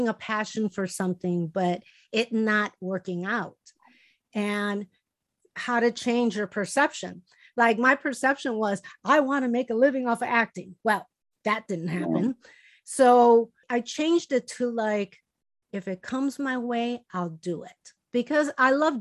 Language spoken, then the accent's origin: English; Chicago, Illinois, United States; moved away; Chicago, and you know, my hometown